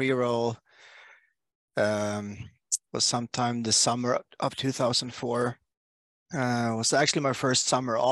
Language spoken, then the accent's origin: English; Sweden; I come from Sweden